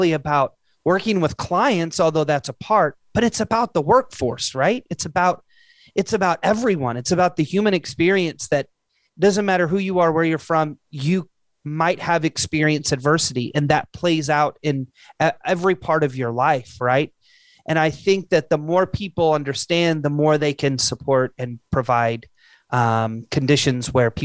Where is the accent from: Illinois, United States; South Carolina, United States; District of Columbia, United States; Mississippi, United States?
Illinois, United States; moved away; I'm originally from Illinois.